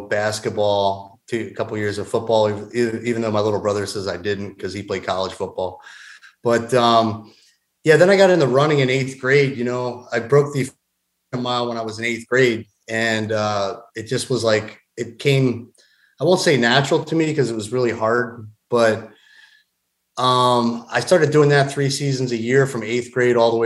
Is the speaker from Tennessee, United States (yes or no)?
no; Doylestown, Pennsylvania, United States; now in Georgia, United States; I was born and raised in a small town about 45 minutes north of Philadelphia. I call it Doylestown.